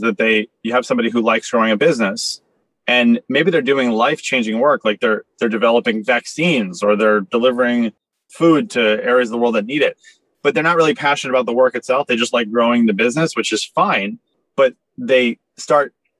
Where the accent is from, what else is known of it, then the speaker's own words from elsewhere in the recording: New York City, New York, United States; I grew up in Soho in Manhattan